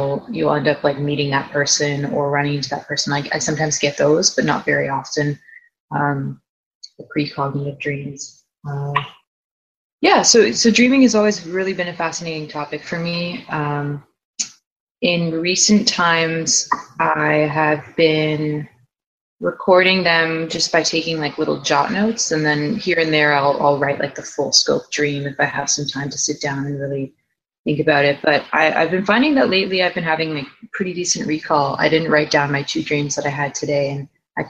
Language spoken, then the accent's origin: English; Toronto, Ontario, Canada; now in Vancouver, Canada; I am from Toronto, Ontario, Canada, currently in Vancouver right now.